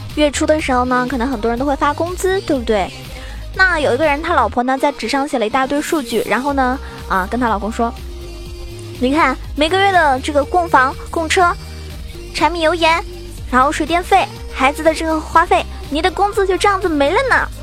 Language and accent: Chinese; southern China, China; 我作为一个南方人，我真的从小到大都没有体， 体会过那个暖气是什么感觉